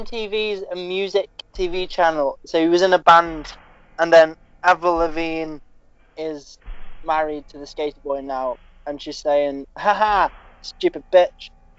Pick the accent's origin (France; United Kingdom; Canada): United Kingdom; Liverpool, North West England; also born or lived in Spain; And I'm from Liverpool.